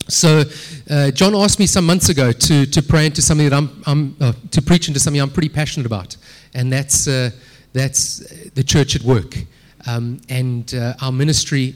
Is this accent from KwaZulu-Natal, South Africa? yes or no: yes; Durban, KwaZulu-Natal, South Africa; moved away as an adult; now in Cape Town, South Africa; I grew up in Durban